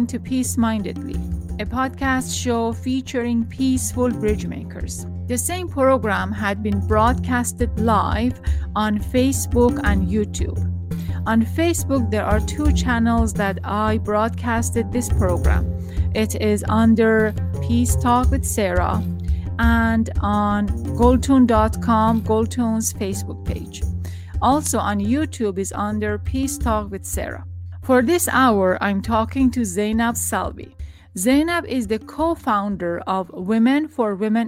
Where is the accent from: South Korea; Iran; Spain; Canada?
Iran; moved away; also born or lived in Tehran; I'm from Iran